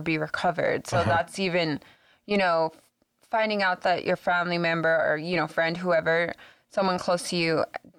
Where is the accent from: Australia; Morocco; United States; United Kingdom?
United States; San Antonio, Texas; my hometown in San Antonio